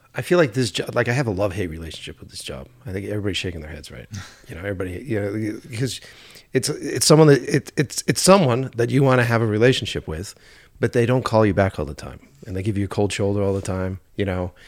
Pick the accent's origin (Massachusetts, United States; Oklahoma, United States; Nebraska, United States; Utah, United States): Massachusetts, United States; Boston; moved away as an adult; now in Glendale, United States; we're originally from Boston